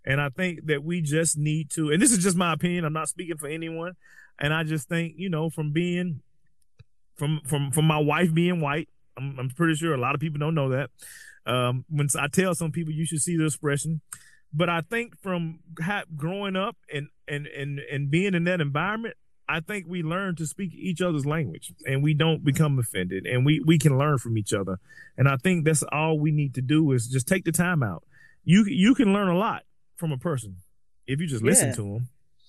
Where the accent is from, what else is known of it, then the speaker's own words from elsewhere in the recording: Southern United States, United States; I was spent most of my life in the deep South. And, you know, you're either black or you're white.